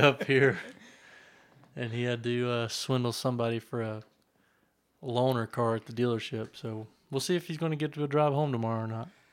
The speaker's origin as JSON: {"language": "English", "region": "Western North Carolina", "country": "United States", "said": "I'm from Western North Carolina"}